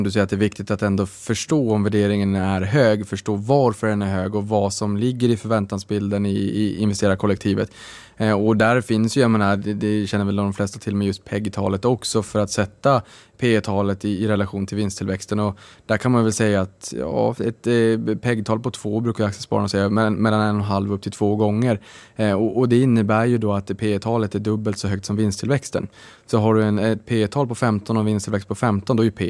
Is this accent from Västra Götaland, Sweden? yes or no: no; Norrbotten County, Sweden; jag är ju från Norrbotten